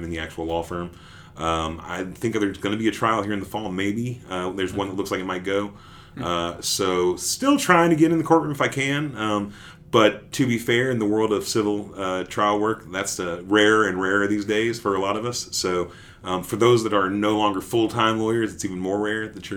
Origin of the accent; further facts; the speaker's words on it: Dallas, Texas, United States; also born or lived in Sherman, Texas; now in Waco, United States; I grew up in Dallas. I grew up in Oak Cliff. And then I went to high school, though, in Sherman, which is about an hour north.